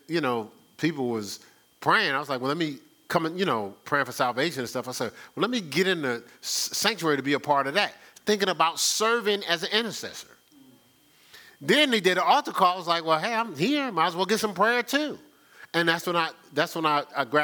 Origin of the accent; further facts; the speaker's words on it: Newark, New Jersey, United States; moved away; I'm from Newark, New Jersey